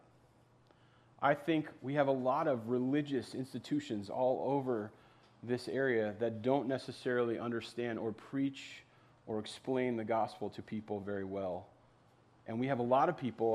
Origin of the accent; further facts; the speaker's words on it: East Coast, United States; now in Minnesota, United States; I grew up on the East Coast